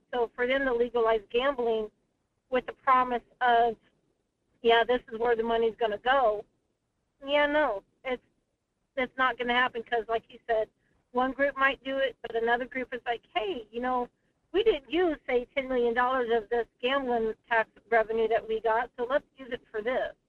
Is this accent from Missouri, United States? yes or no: no; South Dakota, United States; When I moved up here, I came from South Dakota, more specifically the Black Hills, where Lee Deadwood is.